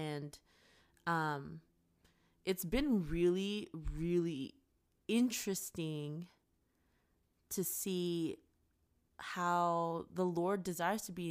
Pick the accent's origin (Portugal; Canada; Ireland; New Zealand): Canada; now in United States; And then for me being Canadian mm. and the elections being around the corner.